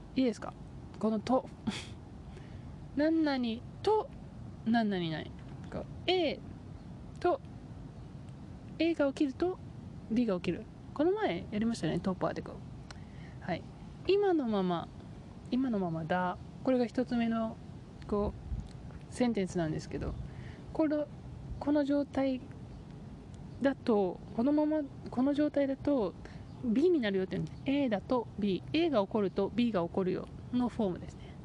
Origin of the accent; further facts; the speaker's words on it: Japan; now in United States; 私日本の出身ですけどアメリカにいる